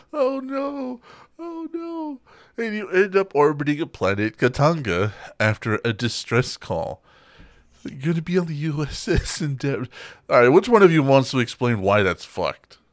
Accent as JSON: {"language": "English", "region": "Texas", "country": "United States", "said": "where we're from, we're from Texas"}